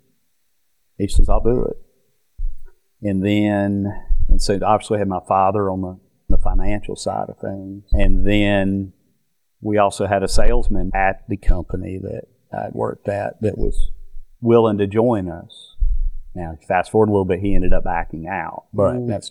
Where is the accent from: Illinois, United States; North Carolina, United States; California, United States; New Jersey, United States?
North Carolina, United States; moved away as an adult; also born or lived in Florida; we grew up in North Carolina all my life, and only until when I graduated college did I leave and go to Florida